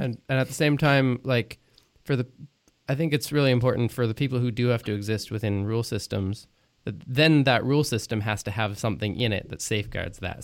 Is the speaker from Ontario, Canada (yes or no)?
no; Quebec, Canada; I grew up in Quebec, and I I have I have a, a, an English accent when I speak French